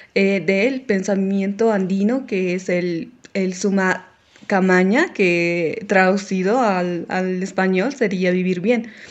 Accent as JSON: {"language": "Spanish", "area": "Paceños", "region": "La Paz", "country": "Bolivia", "said": "nuestra única identidad que tenemos nosotros como paseños"}